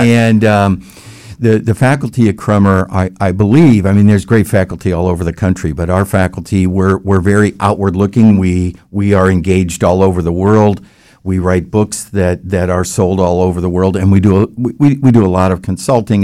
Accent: Palatine, Illinois, United States; moved away as an adult; also born or lived in Baton Rouge, Louisiana / Texas; now in Orlando, United States; I grew up in the Midwest in the Chicago area

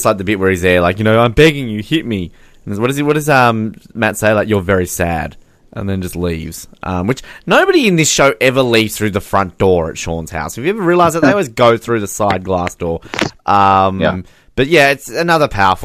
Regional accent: Australia; as an Australian

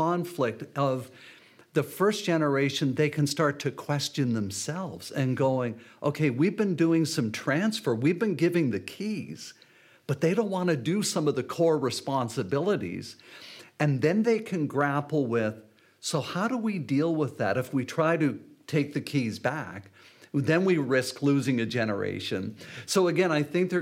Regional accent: St. Catharines, Ontario, Canada; I preached at the second last service of the church where I grew up in St. Catharines

